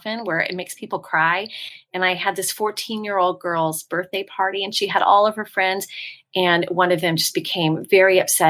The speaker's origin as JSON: {"language": "English", "town": "San Francisco", "region": "California", "country": "United States", "tie": "born or raised there", "moved": "yes", "lives_now": "Franklin, United States", "said": "I grew up in the Bay Area, San Francisco area"}